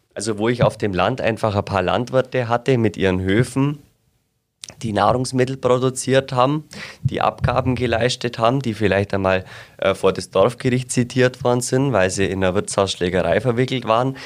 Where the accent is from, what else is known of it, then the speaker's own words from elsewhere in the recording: Asbach-Bäumenheim, Bavaria, Germany; ich komme aus Aschbach-Bäumenheim bei Donauwörth, also ungefähr 35 Kilometer nördlich äh, von Augsburg